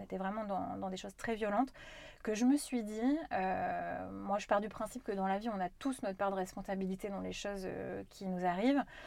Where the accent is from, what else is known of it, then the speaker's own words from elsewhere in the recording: Corrèze, Nouvelle-Aquitaine, France; j'ai grandi quand même en Corrèze, moi